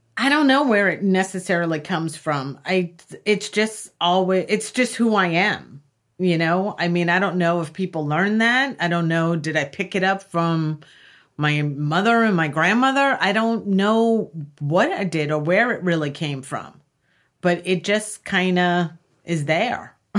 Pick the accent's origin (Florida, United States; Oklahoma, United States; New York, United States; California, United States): New York, United States; Long Island; I grew up in Long Island